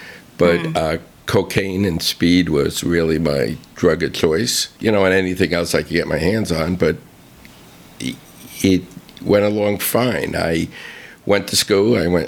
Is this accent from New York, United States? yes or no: yes; Bronx, New York, United States; Yeah, well, it was a middle-class neighborhood. My father actually owned a butcher shop around the corner from where we lived.